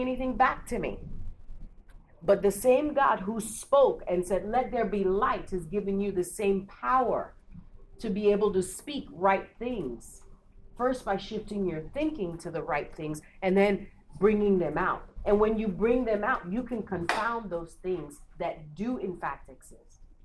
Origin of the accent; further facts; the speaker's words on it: Lagos, Nigeria; I'm from Lagos